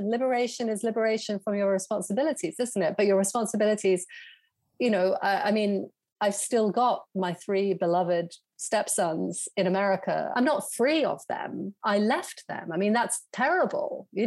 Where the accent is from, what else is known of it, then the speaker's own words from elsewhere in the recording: United States; now in London, United Kingdom; So um, I I just I, am like a you know I'm an American in disguise as a British person, sort